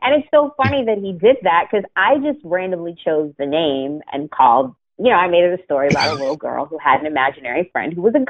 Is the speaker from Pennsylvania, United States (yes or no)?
yes; Pittsburgh, Pennsylvania, United States; That's what it was. I grew up in Pittsburgh.